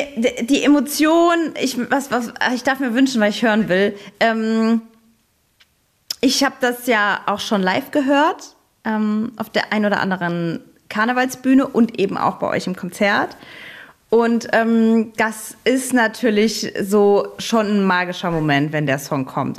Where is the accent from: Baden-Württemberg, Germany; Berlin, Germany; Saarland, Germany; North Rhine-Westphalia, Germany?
Saarland, Germany; Saarbrücken; ich komme ja aus Saarbrücken, aus dem Saarland.